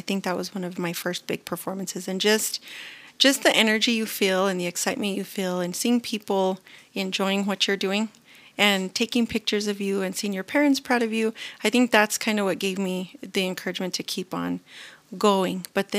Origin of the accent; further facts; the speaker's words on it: El Rancho, New Mexico, United States; where I live, where I grew up and was born and raised in El Rancho